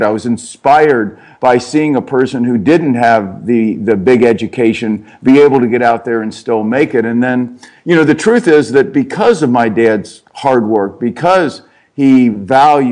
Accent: Cincinnati, Ohio, United States; I grew up in Cincinnati, Ohio

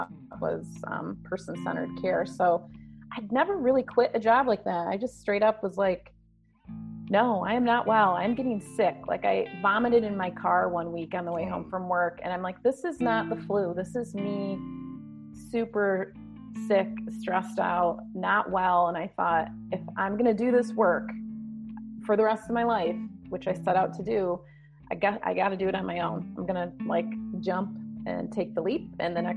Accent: west side of Michigan, United States; So I'm from Michigan, born and raised in the west side of Michigan, close to Lake Michigan

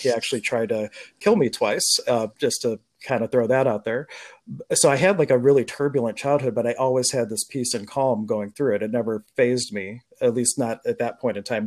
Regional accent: Pittsburgh, Pennsylvania, United States; I was born in Pittsburgh

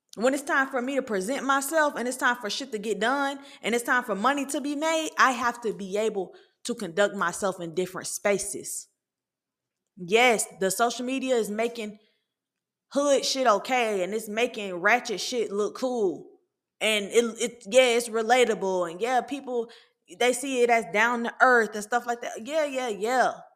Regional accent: Atlanta, Georgia, United States; I'm from Atlanta. I'm from the city of Atlanta.

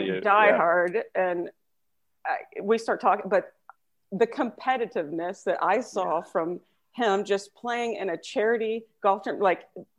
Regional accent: Bay City, Texas, United States; LeBradford Smith and I are from the same hometown.

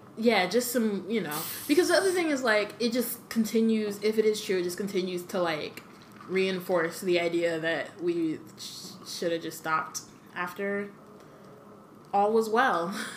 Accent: United States; When like we're American

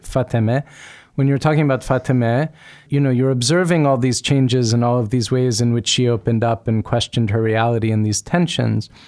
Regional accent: United States; when I grew up in America, my childhood in my household

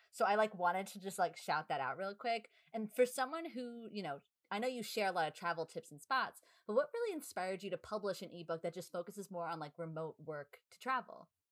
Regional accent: New York, United States; we're from New York

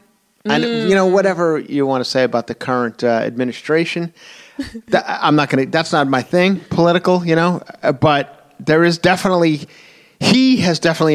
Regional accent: Long Island, New York, United States; I'm from Long Island

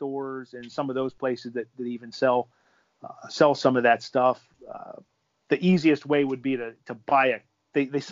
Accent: Western Pennsylvania, United States; I grew up in Western Pennsylvania

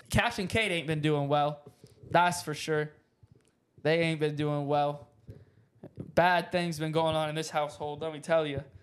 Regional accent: the South, United States; now in Dallas, United States; I'm from the South

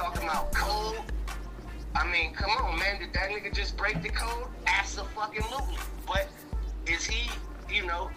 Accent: Los Angeles, California, United States; I'm from Los Angeles

